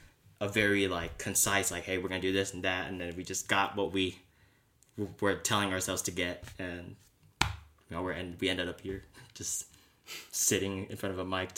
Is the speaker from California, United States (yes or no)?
yes; San Jose, California, United States; now in San Diego, United States; we grew up in San Jose